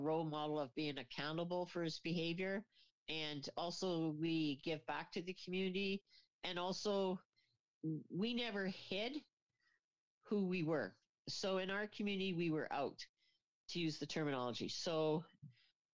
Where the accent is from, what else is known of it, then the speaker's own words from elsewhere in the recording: Kingston, Ontario, Canada; moved away; I come from Kingston, which is the prison capital of Canada